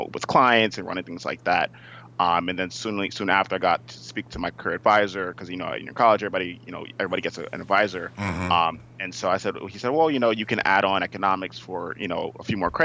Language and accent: English; Uniondale, New York, United States; I'm from Uniondale, New York. So born and raised on Long Island